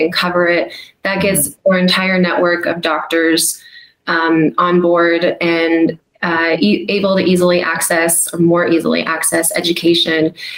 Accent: United States; as an American

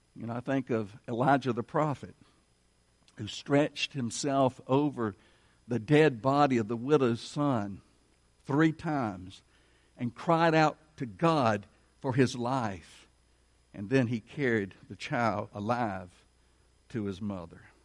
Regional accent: United States

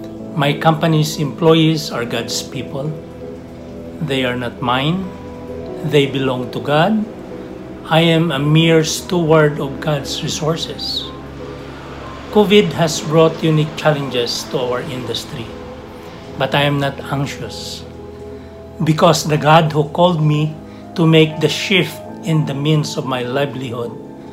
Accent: Mindanao, Philippines; I was born and raised in Mindanao to my farmer dad and a teacher mom.

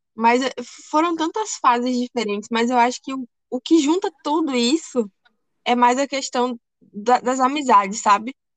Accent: Ilhéus, Bahia, Brazil; also born or lived in Rio de Janeiro; eu me mudei do Rio de Janeiro para cá, né, para Ilhéus. E aí eu estudei numa escola dois anos

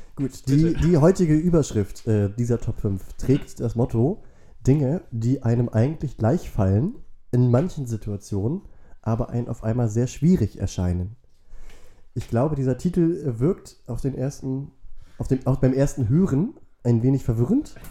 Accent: Wentorf, Schleswig-Holstein, Germany; Wentorf, äh, dem Nachbardorf, wo ich aufgewachsen bin

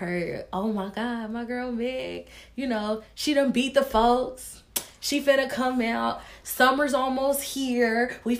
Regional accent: Tennessee, United States; And I'm from Tennessee.

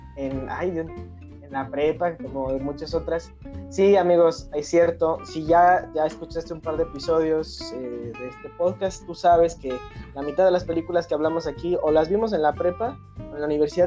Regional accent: Mexico; mi esa cultura como mexicanos

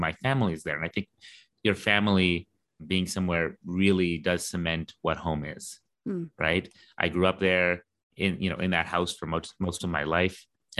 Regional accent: London, United Kingdom; Like I'm from London. I was born there. Mm-hmm. I grew up there. I went to school there. I lived more than half my life there.

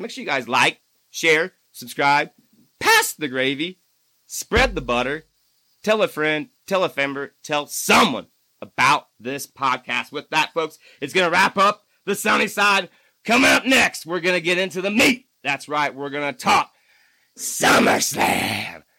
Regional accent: Indiana, United States; my home state, Indiana

